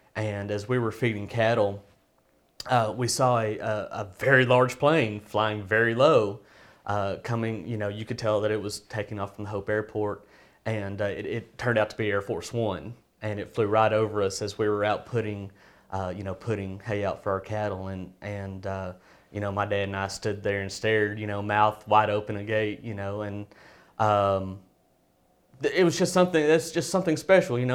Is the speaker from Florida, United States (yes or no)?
no; Hope, Arkansas, United States; growing up in Hope